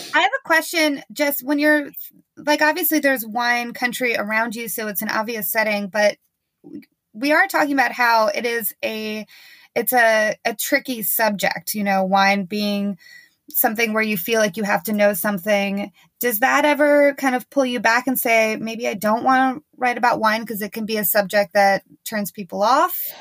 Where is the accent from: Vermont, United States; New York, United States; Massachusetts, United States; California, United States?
New York, United States; I'm from New York